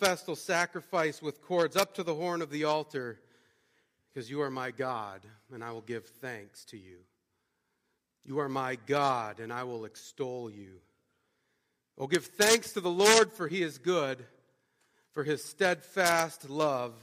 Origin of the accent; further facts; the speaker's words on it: Montana, United States; I grew up in Montana, and growing up in Montana, you get the chance to see a lot of beautiful stuff